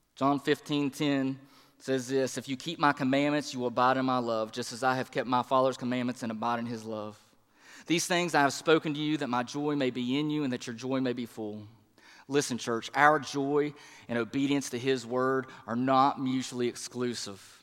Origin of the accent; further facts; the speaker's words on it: the Bible Belt, United States; now in East Tennessee, United States; the people that I grew up with in the Bible Belt, even here in East Tennessee, now that we're here